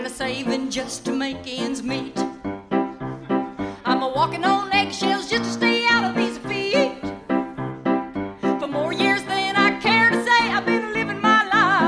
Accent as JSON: {"language": "English", "town": "Atoka", "region": "Oklahoma", "country": "United States", "moved": "yes", "lives_now": "New York, United States", "said": "I'm from Atoka, Oklahoma originally, and I came to New York"}